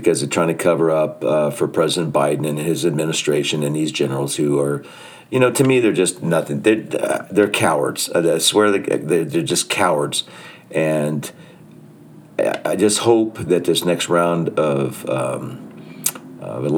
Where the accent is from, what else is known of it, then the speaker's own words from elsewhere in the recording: United States; as an American, as a citizen